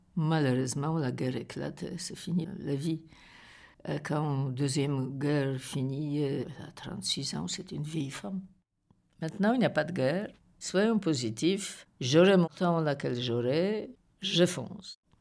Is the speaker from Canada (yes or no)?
no; Poland; French is a second language; moved away as an adult; also born or lived in Paris / Belgium; now in Brussels, Belgium; Je suis une Polonaise